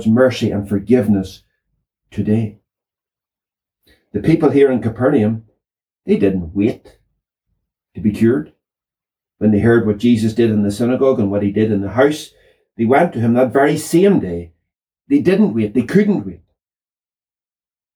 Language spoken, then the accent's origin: English; Northern Ireland, United Kingdom; I grew up in the Troubles